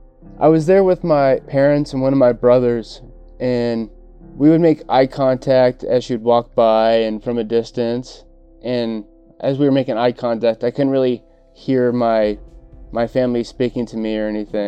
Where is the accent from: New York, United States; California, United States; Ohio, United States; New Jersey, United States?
California, United States; Simi Valley; I am 29 years old. I grew up most of my life in Simi Valley.